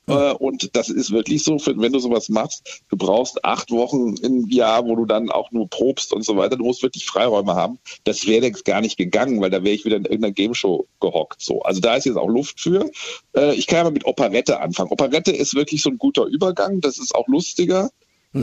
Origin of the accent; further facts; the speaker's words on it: Germany; Wir sind ja als Deutsche